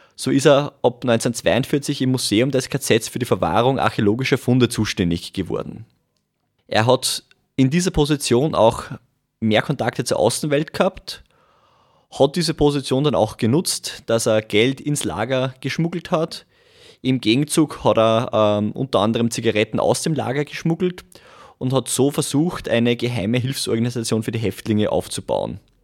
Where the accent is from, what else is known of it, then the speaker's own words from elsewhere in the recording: Langenstein, Upper Austria, Austria; now in Linz, Austria; bin ursprünglich aus Gusen-Langenstein, wohne mittlerweile in Linz